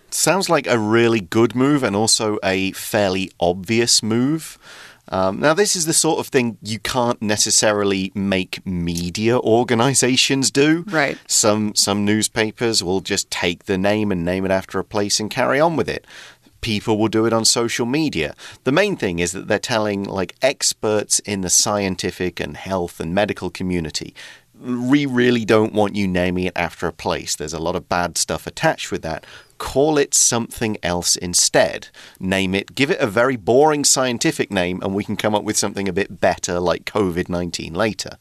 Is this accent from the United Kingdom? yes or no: yes; United Kingdom; now in Taiwan; I'm British because uh, I'm from the UK